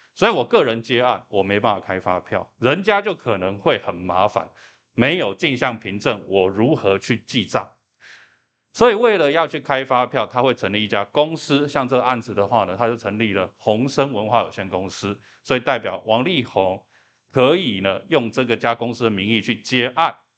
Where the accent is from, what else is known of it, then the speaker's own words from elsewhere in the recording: Taiwan; 我们台湾人理解阴阳合同就叫做说